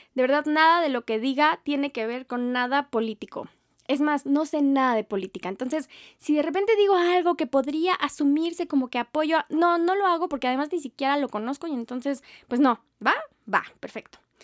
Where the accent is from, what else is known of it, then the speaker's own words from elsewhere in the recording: State of Mexico, Mexico; Yo soy Team Estado de México